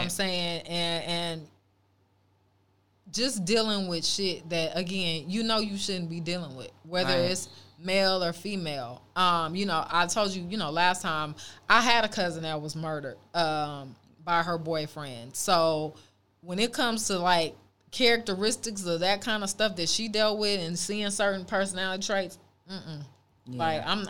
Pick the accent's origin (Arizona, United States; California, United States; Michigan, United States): California, United States; Oakland; also born or lived in Los Angeles; growing up in Oakland